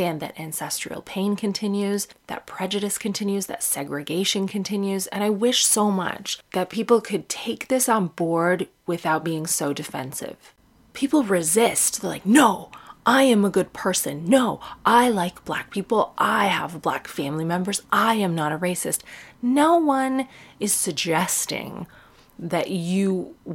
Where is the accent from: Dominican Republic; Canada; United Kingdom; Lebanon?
Canada; Sarnia, Ontario; Growing up in Sarnia, which is in southwestern Ontario, it's in Canada